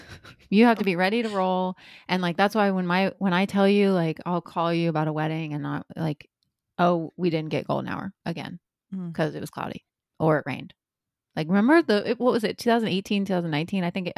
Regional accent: Indiana, United States; now in Ohio, United States; I'm from Indiana. So, and I've lived in Ohio for way long enough

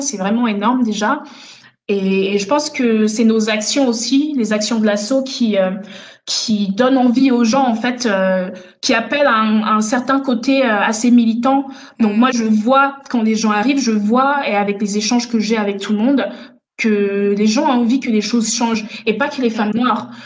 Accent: France; also born or lived in Togo / Benin / Germany; je suis née au Togo, j'ai vécu un petit peu au Bénin et puis après j'ai grandi en France

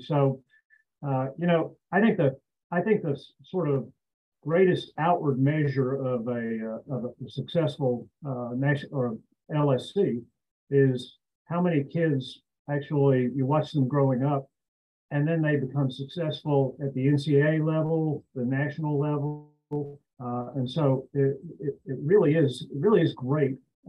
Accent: Tennessee, United States; also born or lived in Michigan; now in Atlanta, United States; I grew up in Tennessee

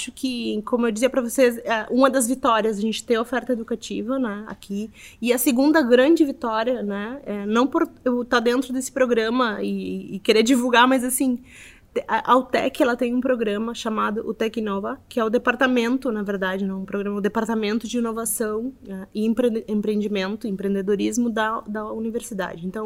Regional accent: Montevideo, Uruguay; moved away as an adult; now in Porto Alegre, Brazil; eu saí de Montevideo, fui para lá bem na crise financeira do Uruguai, eu tive que ir também porque a crise atingiu a todos, né?

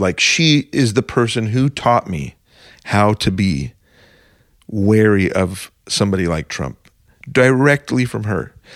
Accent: Arizona, United States; I'm from Arizona

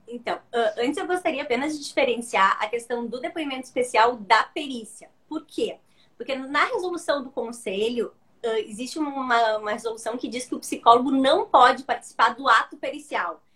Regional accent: Rio Grande do Sul, Brazil; Eu sou gaúcha, então eu falo que do Rio Grande do Sul

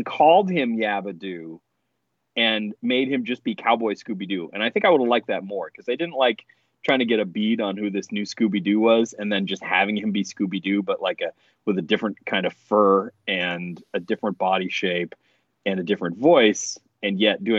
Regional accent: Canada; I'm Canadian

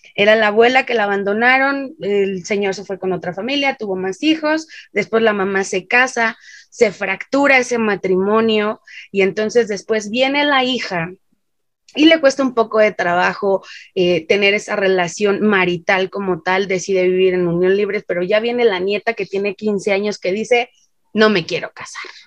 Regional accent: Mexico

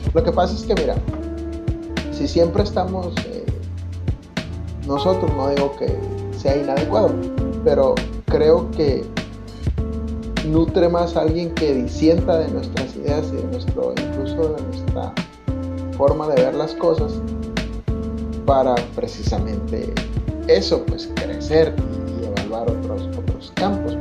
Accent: Mexico; sociedad mexicana.

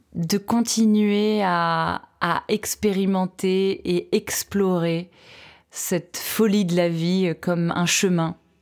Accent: France; chez nous à Aix

